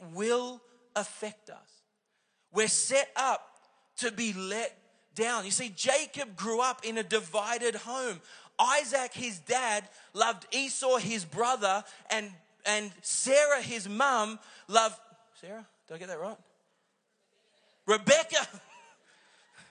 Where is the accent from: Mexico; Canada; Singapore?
Singapore; I was born in Singapore